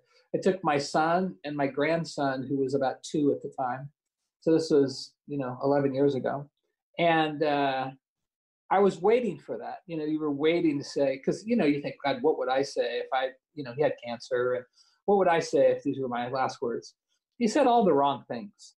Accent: Lewiston, Idaho, United States; also born or lived in Salmon River, Idaho; I grew up in Lewiston, Idaho

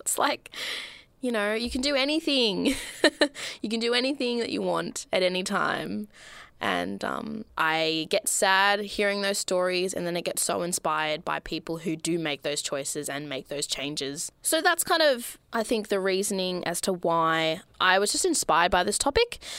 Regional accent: Melbourne, Victoria, Australia; I grew up in Melbourne, Australia

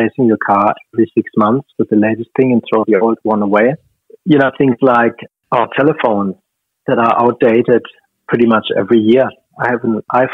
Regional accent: Stuttgart, Baden-Württemberg, Germany; moved away as an adult; now in Australia; my hometown

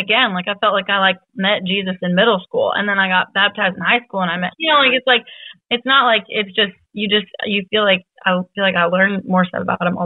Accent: the Northwest, Washington, United States; I'm from the Northwest. And so in Washington State, it was in Seattle

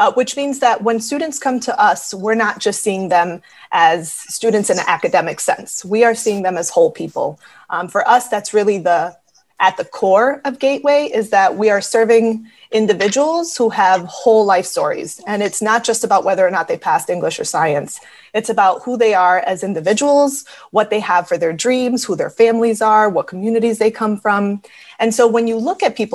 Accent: Springfield, Massachusetts, United States; I was born in Springfield and I grew up here

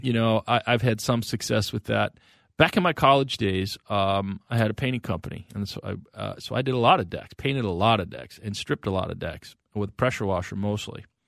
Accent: North Branch, Minnesota, United States; I grew up as a kid in North Branch

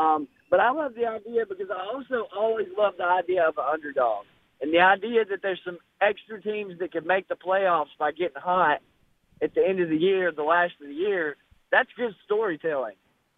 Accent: Birmingham, Alabama, United States; growing up in Birmingham, Alabama

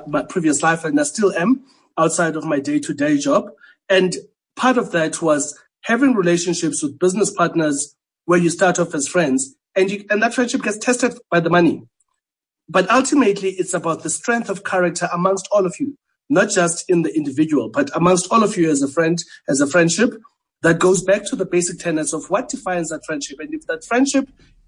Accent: Port Elizabeth, Eastern Cape, South Africa; now in Johannesburg, South Africa; I grew up in New Brighton, in Port Elizabeth.

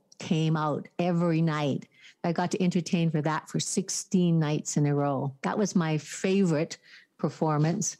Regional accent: Calgary, Alberta, Canada; moved away as an adult; also born or lived in Victoria, British Columbia; now in Parksville, Canada; I was born and raised in Calgary, Alberta.

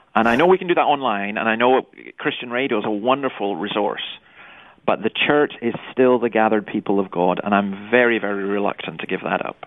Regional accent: Scotland, United Kingdom; I grew up in Scotland

